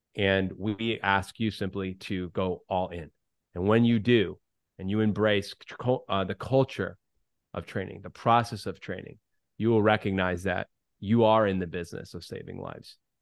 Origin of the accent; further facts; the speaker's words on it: New Jersey, United States; now in Nashville, United States; He and I are both Jersey guys